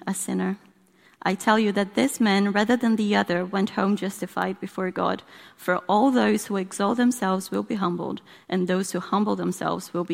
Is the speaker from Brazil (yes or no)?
yes; Brazil; moved away; in case you're trying to work out where my accent's from. I'm from Brazil.